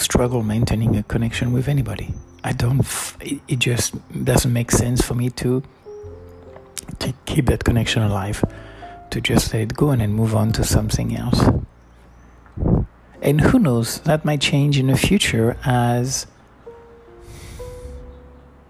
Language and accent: English; Florac, Occitania, France; moved away; still lives in a home where I grew up from 81 in Florac